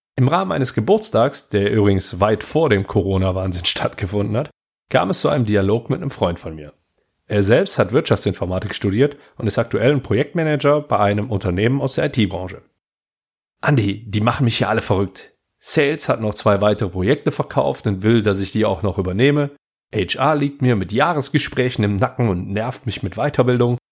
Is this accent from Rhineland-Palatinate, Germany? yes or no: no; Heinsberg district, North Rhine-Westphalia, Germany; ich komme aus dem Kreis Heinsberg